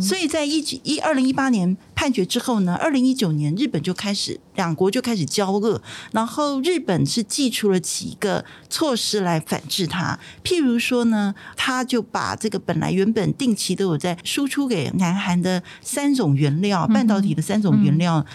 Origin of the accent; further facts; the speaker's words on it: Taiwan; 我们台湾人